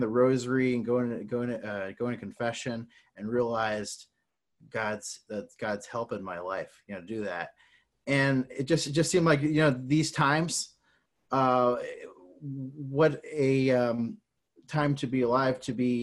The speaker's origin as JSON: {"language": "English", "town": "Syracuse", "region": "New York", "country": "United States", "said": "I'm originally from Syracuse, New York."}